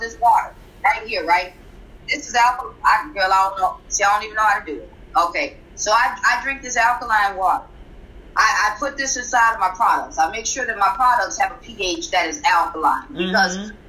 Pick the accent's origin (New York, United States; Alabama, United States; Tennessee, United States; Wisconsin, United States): Wisconsin, United States; Milwaukee; I'm from Milwaukee, Wisconsin